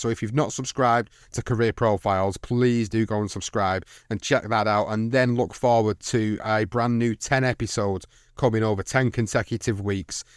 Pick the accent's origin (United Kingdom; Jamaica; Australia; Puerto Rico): United Kingdom; a British fight fan